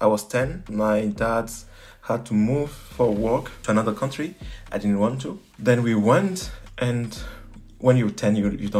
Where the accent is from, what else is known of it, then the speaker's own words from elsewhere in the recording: Lomé, Maritime, Togo; also born or lived in Dakar, Senegal; I was born in Togo. I was born in Lomé, in the suburb of Lomé in Togo, and spent some years there. But yeah. My teenage were in Dakar, Senegal.